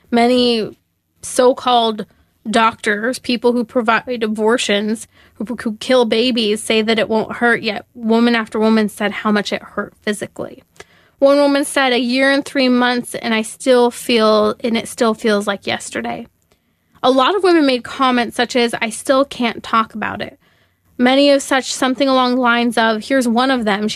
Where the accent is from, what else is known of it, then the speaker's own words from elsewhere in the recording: California, United States; my home state, such as California